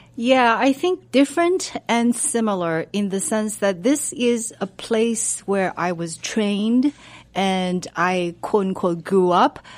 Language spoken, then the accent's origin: English; China; moved away as an adult; now in United States; I was born and raised in China. I went to college in Beijing.